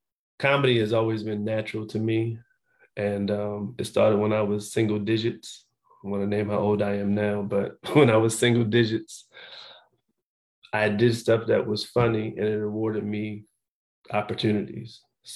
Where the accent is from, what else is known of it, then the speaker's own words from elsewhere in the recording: Annapolis, Maryland, United States; I'm originally from Baltimore, Maryland. I was raised in Annapolis, Maryland. But in Maryland, we moved around a lot.